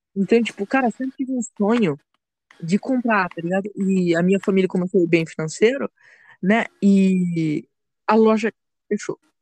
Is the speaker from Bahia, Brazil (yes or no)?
no; São Paulo, Brazil; also born or lived in Rio Grande do Sul; Eu nasci no Rio Grande do Sul, só que com dois anos de idade, minha mãe e meu pai vieram para São Paulo e agora eu moro aqui.